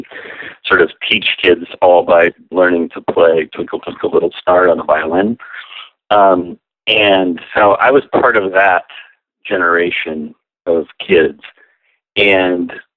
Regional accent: San Antonio, Texas, United States; I grew up in San Antonio, Texas

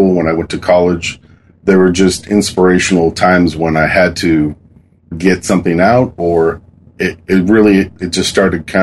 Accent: Kent, Washington, United States; now in Kirkland, United States; I grew up in Washington. I've lived here most of my life, living in a place called Kent

